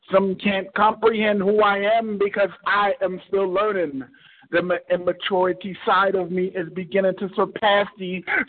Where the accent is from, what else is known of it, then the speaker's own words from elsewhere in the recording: New Jersey, United States; I'm from New Jersey.